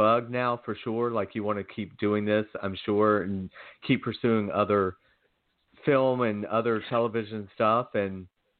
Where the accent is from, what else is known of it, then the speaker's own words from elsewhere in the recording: Georgia, United States; moved away as an adult; now in Los Angeles, United States; Well, I'm born and raised in Georgia, so I'm really tough on the accent